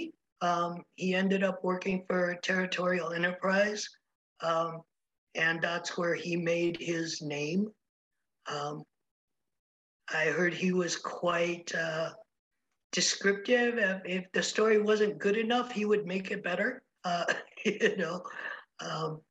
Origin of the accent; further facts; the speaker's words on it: Oklahoma, United States; now in Virginia City, United States; I am not from Virginia City. I'm originally from Oklahoma